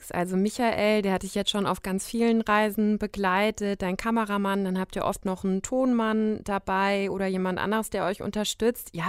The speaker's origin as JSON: {"language": "German", "region": "West Germany", "country": "Germany", "tie": "born or raised there", "said": "also der Westen ist mir natürlich einfach vertraut. Ich bin ja im Westen groß geworden."}